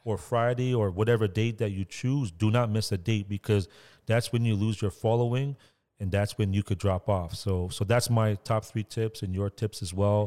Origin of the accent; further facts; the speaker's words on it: Toronto, Ontario, Canada; where I grew up was in Scarborough